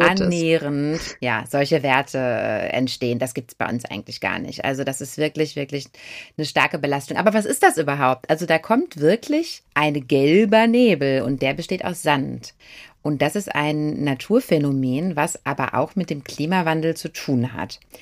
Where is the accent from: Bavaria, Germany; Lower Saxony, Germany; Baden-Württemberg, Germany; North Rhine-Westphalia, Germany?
North Rhine-Westphalia, Germany; Ruhr area; wir kommen ja aus dem Ruhrgebiet